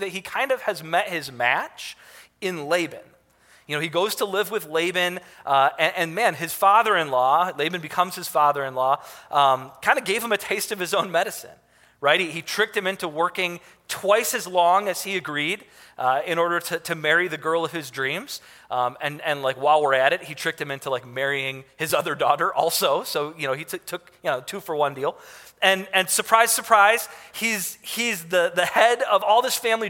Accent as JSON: {"language": "English", "town": "Detroit", "region": "Michigan", "country": "United States", "tie": "born or raised there", "said": "I grew up in Detroit"}